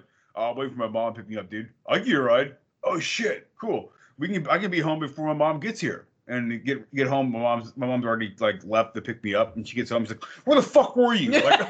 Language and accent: English; Texas, United States; we might be from Texas